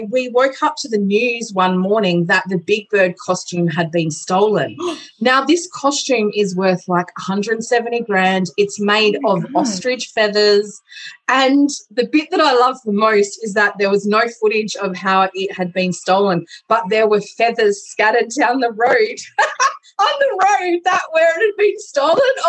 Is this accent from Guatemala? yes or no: no; Adelaide, South Australia, Australia; my hometown